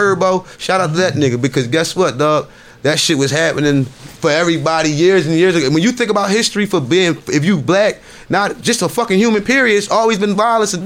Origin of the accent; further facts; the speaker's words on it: Philadelphia, Pennsylvania, United States; Philly. I'm from Philly